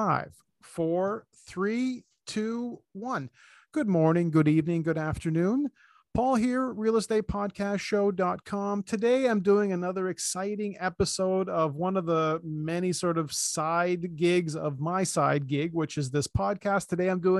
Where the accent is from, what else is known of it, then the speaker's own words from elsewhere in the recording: Canada; We're from the land of one season